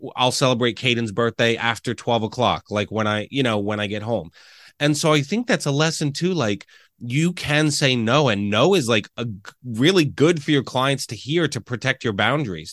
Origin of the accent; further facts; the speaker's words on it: Reading, Pennsylvania, United States; moved away as an adult; also born or lived in Lancaster, Pennsylvania; growing up in Reading, right, I moved here